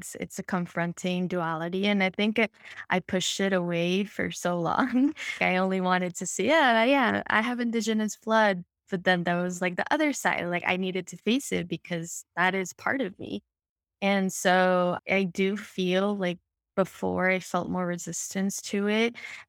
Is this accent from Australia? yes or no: no; Colombia; I come from Colombia. I'm a woman of color. I also have Indigenous ancestry.